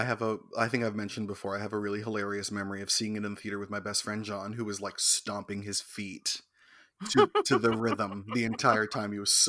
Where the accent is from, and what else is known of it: Scarborough, Ontario area, Canada